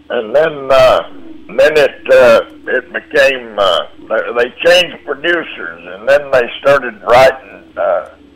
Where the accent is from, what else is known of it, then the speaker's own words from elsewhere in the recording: Lubbock, Texas, United States; moved away; at the Cactus Theater in Lubbock, Texas, where I grew